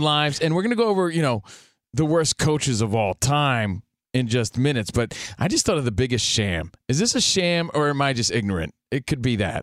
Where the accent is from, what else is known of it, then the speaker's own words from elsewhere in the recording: New Jersey, United States; now in Los Angeles, United States; I'm from New Jersey.